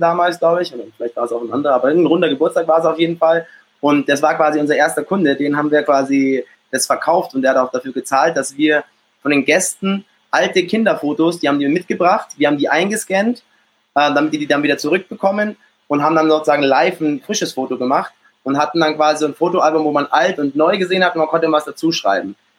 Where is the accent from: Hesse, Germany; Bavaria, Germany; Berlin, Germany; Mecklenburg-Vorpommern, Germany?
Bavaria, Germany; Munich; geboren in, in München und aufgewachsen auch in München, bin dann auch hier äh, zur Schule gegangen